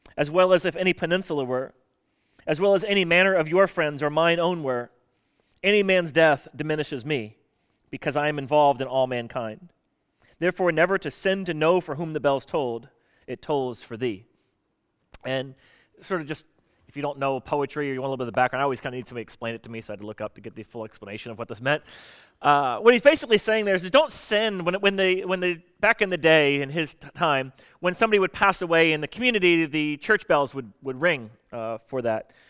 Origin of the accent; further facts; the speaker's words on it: Florida, United States; I grew up in Florida